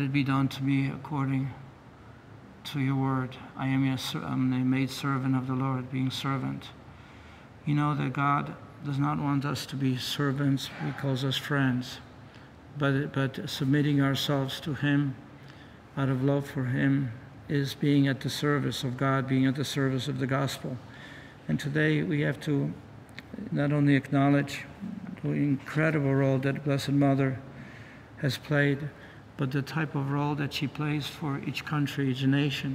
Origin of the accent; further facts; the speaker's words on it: Poland; moved away; I was born in Poland